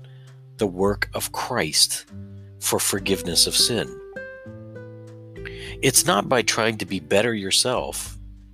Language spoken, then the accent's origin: English; Southern Indiana, United States; I come from Southern Indiana